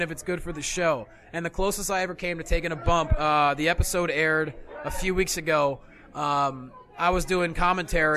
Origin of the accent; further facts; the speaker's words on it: Lehigh Valley, Pennsylvania, United States; I grew up in the Lehigh Valley of Pennsylvania